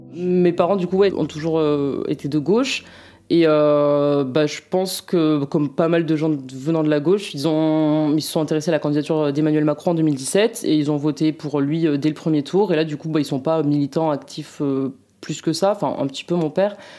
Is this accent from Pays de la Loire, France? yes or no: no; Mont-de-Marsan, Nouvelle-Aquitaine, France; moved away; je viens de Mont-de-Marsan